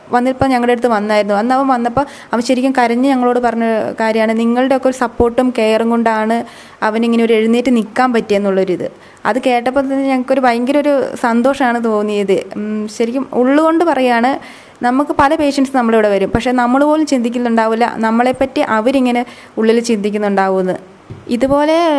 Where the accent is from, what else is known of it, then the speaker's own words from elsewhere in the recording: Mananthavady, Kerala, India; also born or lived in Kozhikode; എൻ്റെ വീട് മാനന്തവാടി